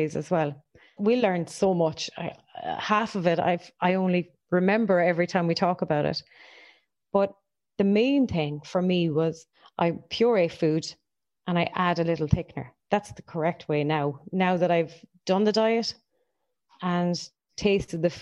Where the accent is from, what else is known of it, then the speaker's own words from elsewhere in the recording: Ennis, Munster, Ireland; now in Cork, Ireland; Living in Cork for the last 15, 20 years, and I am originally from Ennis